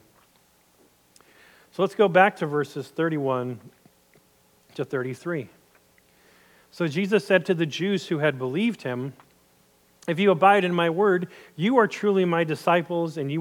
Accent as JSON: {"language": "English", "country": "United States", "said": "I'm American, and don't get me wrong, I love being an American."}